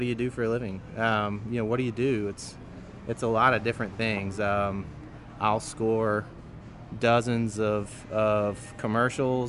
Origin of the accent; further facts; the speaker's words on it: Clover, South Carolina, United States; I am from the mega city of Clover, South Carolina